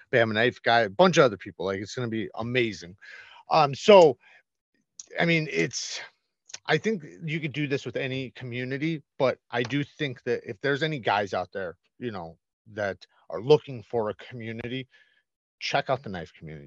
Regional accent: Waukegan, Illinois, United States; I grew up in the Chicago area

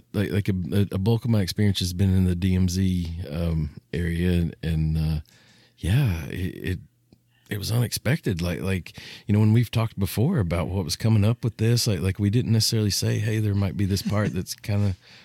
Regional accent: United States; I think as an American

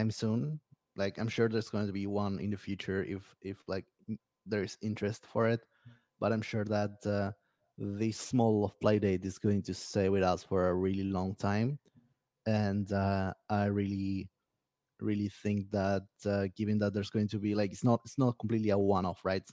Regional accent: Argentina; from Argentina

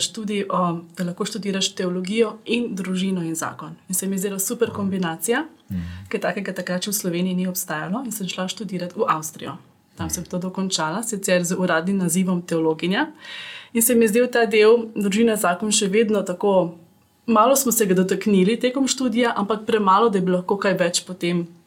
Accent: Ljubljana, Slovenia; also born or lived in Austria; sem iz Ljubljana

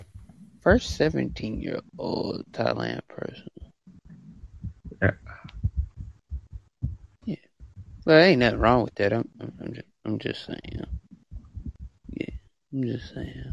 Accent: United States; I'm from the, the USA

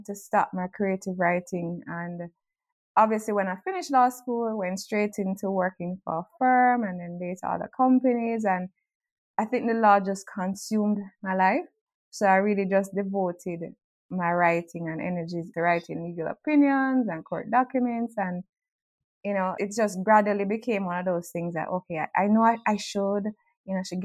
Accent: Jamaica; I grew up in Jamaica with a single mom and a brother who was 6 years older than me

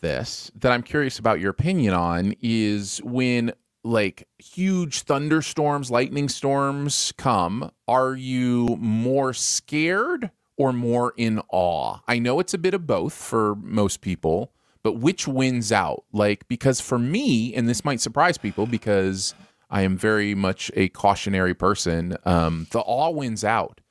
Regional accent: Michigan, United States; moved away; also born or lived in Bridgeport, Connecticut; growing up in Michigan

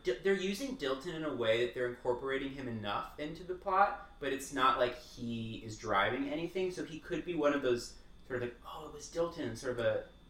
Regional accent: San Francisco, California, United States; I grew up in San Francisco.

